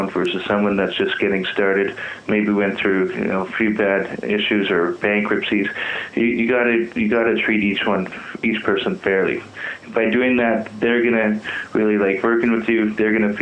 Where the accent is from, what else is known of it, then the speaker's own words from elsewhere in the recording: Saskatchewan, Canada; moved away as an adult; now in Calgary, Canada; I grew up in Saskatchewan and moved